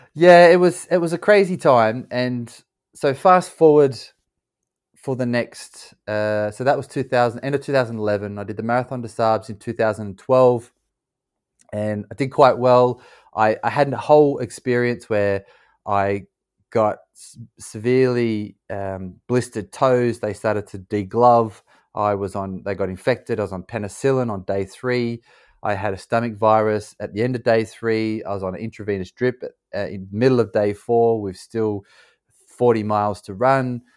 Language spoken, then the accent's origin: English; Australia; also born or lived in California / Louisiana; now in London, United Kingdom; I grew up in Australia, I live in London now